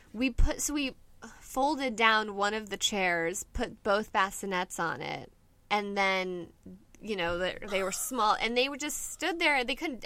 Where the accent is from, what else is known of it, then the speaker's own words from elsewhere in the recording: Inland Orange County, California, United States; also born or lived in Buffalo, New York; I'm from here. I lived in Buffalo, New York for a little bit, but mainly here in um, Inland Orange County